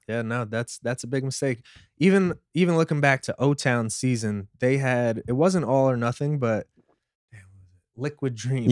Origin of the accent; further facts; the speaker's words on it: New York City, New York, United States; growing up in Brooklyn